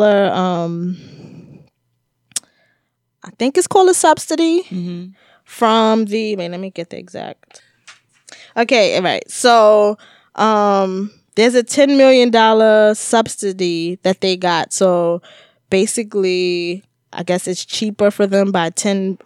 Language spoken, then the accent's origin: English; New York City, New York, United States; me and Jay from the Bronx, and I'm particularly from the South Bronx